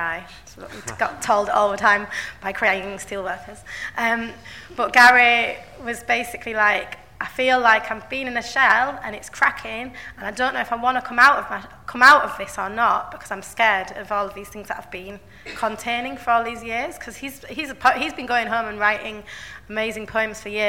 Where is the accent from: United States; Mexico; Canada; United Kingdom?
United Kingdom; Bradford, Yorkshire and the Humber; I'm from Bradford, I grew up in Bradford, and I live there now